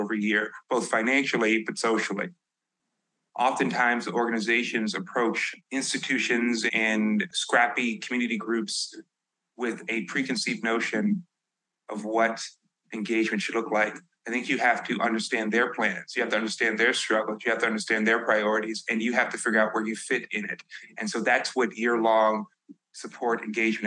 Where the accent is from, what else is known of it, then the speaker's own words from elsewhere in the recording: Chicago, Illinois, United States; I'm from the South Side of Chicago